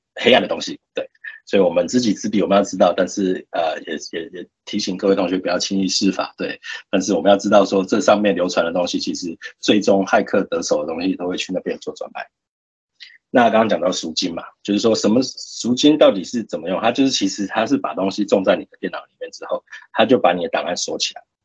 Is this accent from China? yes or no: no; Taiwan; 我们台湾人都去什么网站